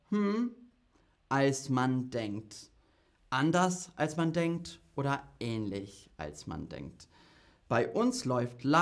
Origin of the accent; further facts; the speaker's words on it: United Kingdom; German is a second language; Also die Züge sind oft verspätet, aber ich komme aus Großbritannien und da ist es noch schlimmer.